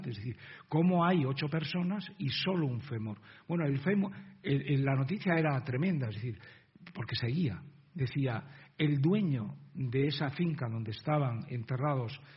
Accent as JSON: {"language": "Spanish", "town": "Izagres", "region": "Castile and León", "country": "Spain", "tie": "born or raised there", "said": "exhumados en el pueblo de Izagres, mi tierra, León"}